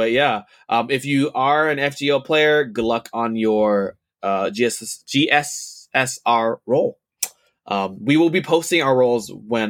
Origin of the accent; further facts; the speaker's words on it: New Orleans, Louisiana, United States; I'm from New Orleans, Louisiana, and I'm a huge fan of your podcast.